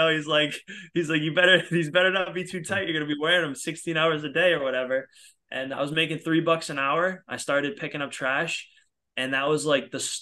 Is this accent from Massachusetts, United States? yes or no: yes; outside of Boston, Massachusetts, United States; moved away as an adult; now in Los Angeles, United States; I'm originally from outside of Boston, but I've been in LA now for, I don't even know, 8-9 years